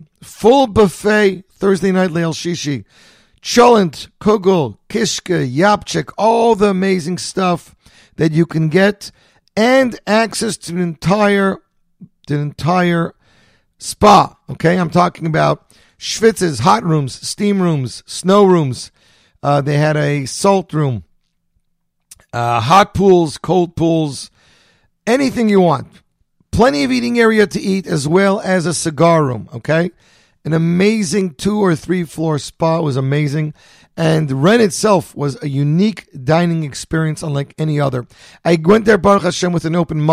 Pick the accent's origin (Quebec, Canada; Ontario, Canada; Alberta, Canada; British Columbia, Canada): Quebec, Canada; Montreal; now in New Jersey, United States; I grew up in Montreal